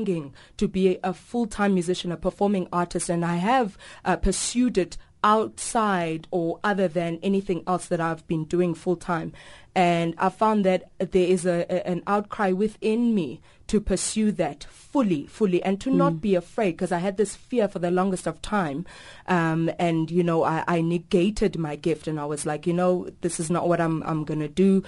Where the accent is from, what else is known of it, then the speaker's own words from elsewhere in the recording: South Africa; I am South African